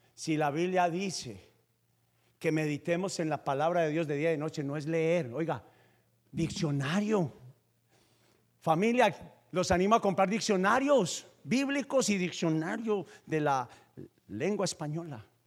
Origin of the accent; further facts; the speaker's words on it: Paisa, Antioquia, Colombia; yo soy paisa